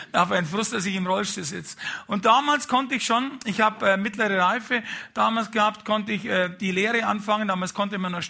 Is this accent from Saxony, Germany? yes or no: no; Munich, Bavaria, Germany; Und als Münchner, wenn man ein bisschen was auf sich hält, äh, damals, vielleicht ist es heute auch so, hat man ein Haus am Gardasee und ein Boot am Gardasee, ein kleines.